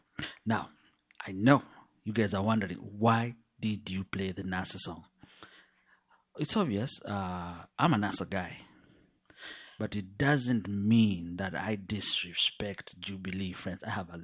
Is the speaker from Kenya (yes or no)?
yes; Western, Kenya; English is a second language; I come from Western Kenya. But I grew up all over. I speak several languages from Kenya, including Kikuyu.